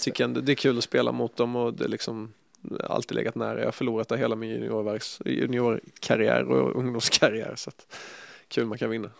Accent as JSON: {"language": "Swedish", "town": "Ljungby", "region": "Kronoberg County", "country": "Sweden", "also_born_or_lived": "Båstad", "moved": "yes", "said": "hemma i Ljungby"}